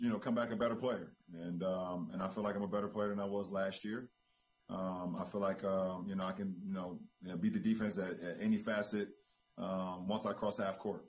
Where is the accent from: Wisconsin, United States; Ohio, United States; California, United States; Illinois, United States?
Ohio, United States; Akron; my upbringing growing up in Akron, Ohio